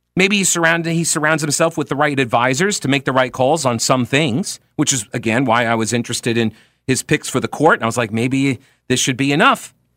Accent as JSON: {"language": "English", "region": "New York", "country": "United States", "tie": "born or raised there", "said": "I grew up in New York"}